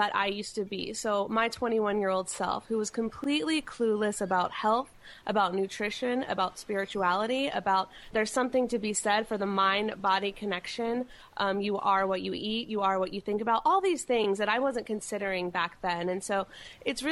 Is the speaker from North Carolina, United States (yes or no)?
yes; North Carolina, United States; moved away as an adult; now in California, United States; I grew up in North Carolina, and I moved to California about 9 years ago.